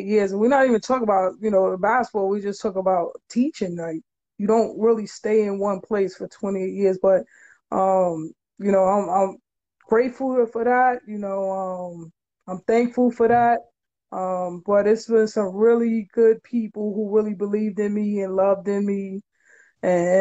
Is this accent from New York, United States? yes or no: yes; New York City, New York, United States; I'm originally from Crown Heights